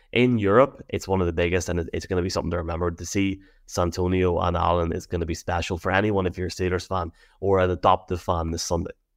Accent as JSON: {"language": "English", "area": "Tyrone", "region": "Northern Ireland", "country": "United Kingdom", "said": "me and Dave because we're from Tyrone"}